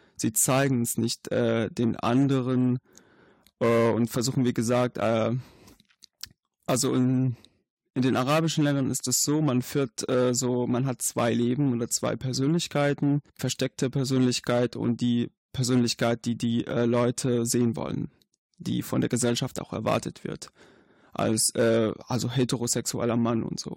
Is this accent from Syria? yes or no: yes; Syria; German is a second language; moved away as an adult; now in Germany; ich komme aus Syrien